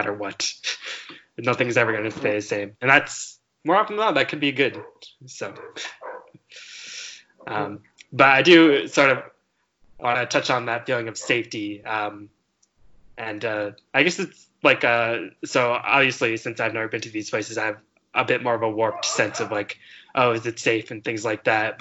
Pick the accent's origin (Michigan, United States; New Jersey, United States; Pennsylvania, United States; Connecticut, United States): Connecticut, United States; moved away; my house in Connecticut, where I grew up